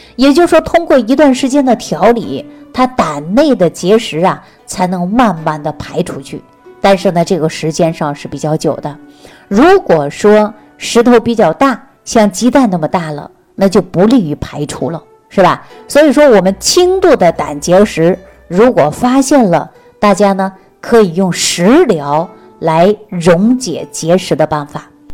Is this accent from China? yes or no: yes; Northeast China, China; 就在我们东北老家这个地方